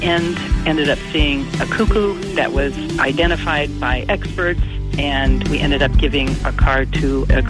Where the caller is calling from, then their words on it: Anchorage, Alaska, United States; I'm calling from Anchorage, Alaska.